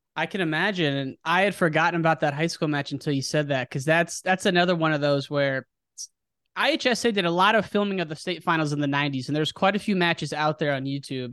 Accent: United States; I'm from the Quad City

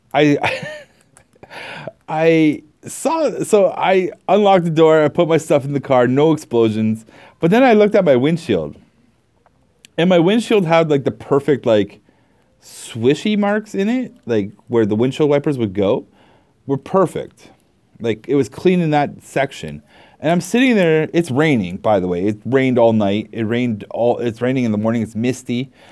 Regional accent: Canada; I'm Canadian

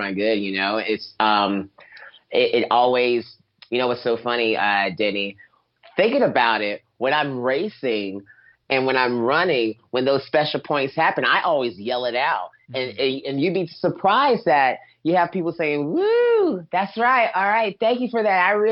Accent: North Carolina, United States; moved away; also born or lived in Los Angeles; I'm from North Carolina

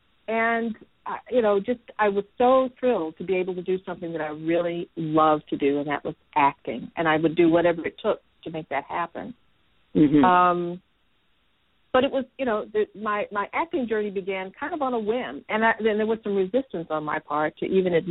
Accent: Nashville, Tennessee, United States; I grew up in a very creative environment. Here in Nashville, I grew up on Fisk University campus.

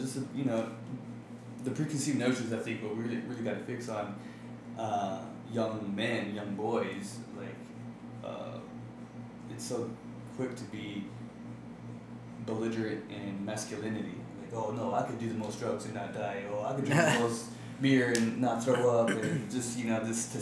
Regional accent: Phoenix, Arizona, United States; I just grew up here in Phoenix. So, I mean, actually, when I was in high school, I grew up in South Phoenix

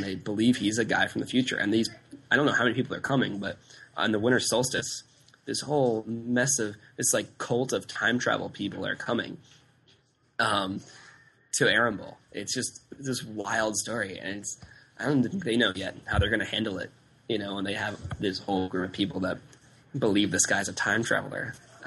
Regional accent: United States; the U.S.

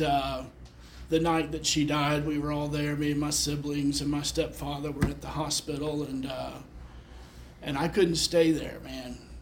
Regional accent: Memphis, Tennessee, United States; I was born in Memphis

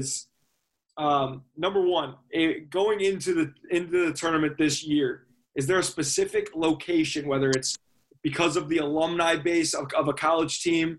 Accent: Chicago, Illinois, United States; We're from Chicago

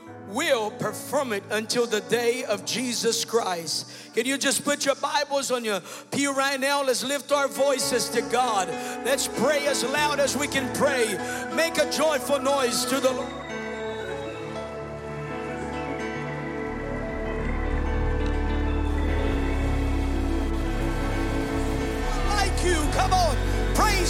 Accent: Brazil; I was born and raised in Brazil

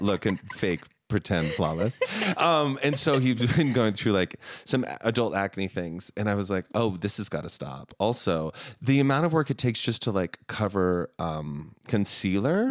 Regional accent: Heber City, Utah, United States; also born or lived in Salt Lake City, Utah; I was born in Salt Lake, but we moved to Heber

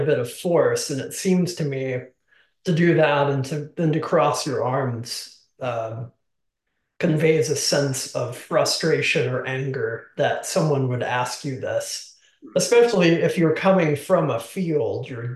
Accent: the South, United States; I grew up in the South

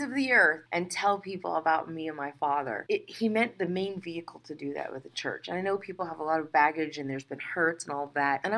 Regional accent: the South, United States; I'm from the South, which is pretty laid back

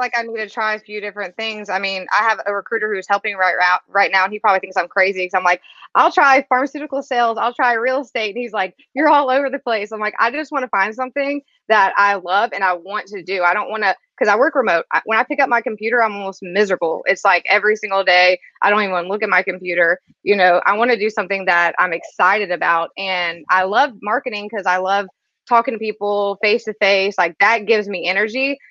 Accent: Biloxi, Mississippi, United States; moved away as an adult; also born or lived in Los Angeles; I'm from Biloxi, Mississippi. It's a little town um, about an hour outside New Orleans.

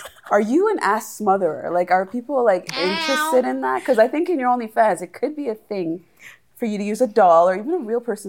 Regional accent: Toronto, Ontario, Canada; I say Scarborough, but originally from Malvern. But Scarborough. Yes. Scarborough. North York area. Yep. Scarborough.

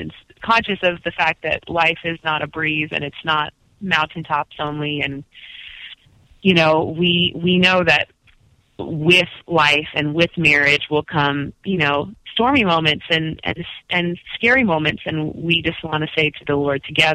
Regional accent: Florida, United States; growing up in Florida

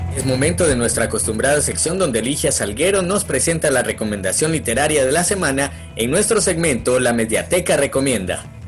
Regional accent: El Salvador; nuestra historia como pueblo no solamente salvadoreño, sino que como pueblo centroamericano

